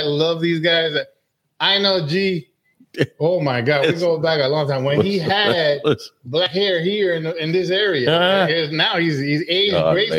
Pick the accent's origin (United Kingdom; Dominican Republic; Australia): Dominican Republic; Santiago de los Caballeros, Santiago; also born or lived in Alabama, United States; now in Georgia, United States; I grew up in the south side of Dominican, actually in the north side. I was born in Santiago, in El Valle del Cibao, la cuna del tabaco puro, which means it's the where tobacco was created.